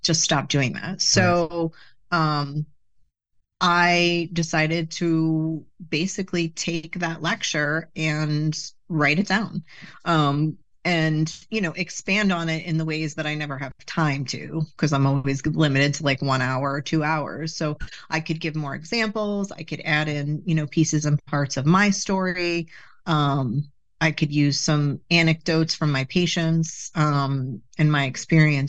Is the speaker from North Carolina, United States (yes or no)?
no; Bergen County, New Jersey, United States; North, Bergen County